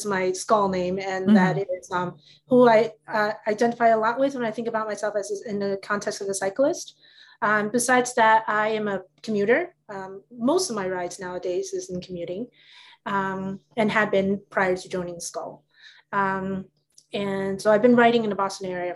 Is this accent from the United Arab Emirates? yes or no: no; Taipei, Taiwan; moved away; I grew up in Taiwan, and I lived in Taipei, which is the capital city